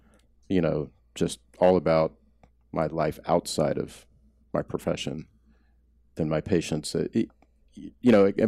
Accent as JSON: {"language": "English", "region": "Oklahoma", "country": "United States", "tie": "born or raised there", "said": "I grew up in Oklahoma."}